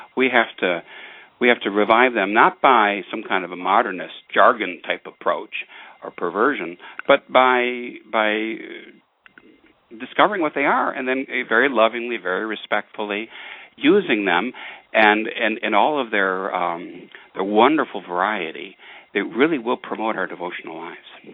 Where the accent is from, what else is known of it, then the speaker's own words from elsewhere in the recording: Detroit, Michigan, United States; growing up in Detroit